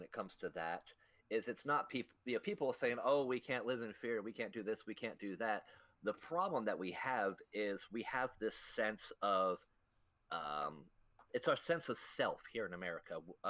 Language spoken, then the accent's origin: English; United States; Yeah, I'll do what I want because I'm American.